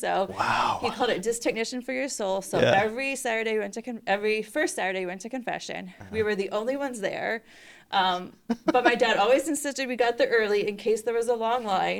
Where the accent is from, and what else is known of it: Middletown, Rhode Island, United States; born or raised there; also born or lived in New Jersey